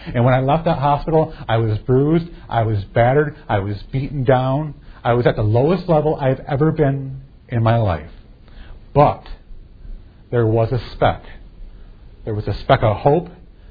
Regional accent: Fairview, Michigan, United States; I grew up in Fairview, Michigan

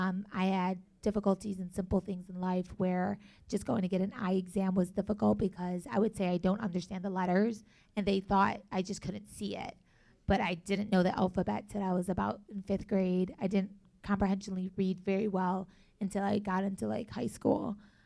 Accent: Buffalo, New York, United States; also born or lived in North Carolina, United States / Palestine; now in Chicago, United States; Growing up, I was born here. I was born in Buffalo, New York. I kind of lived a little bit of everywhere. I went anywhere from North Carolina. I've lived back home in Palestine. I lived there for about 3 years.

